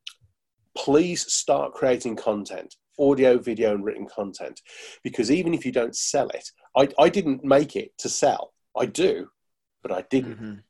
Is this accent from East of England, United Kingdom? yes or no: no; Birmingham, West Midlands, United Kingdom; I'm from Birmingham, so we don't